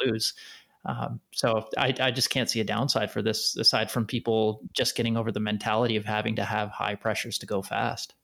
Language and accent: English; Canada; being a Canadian as well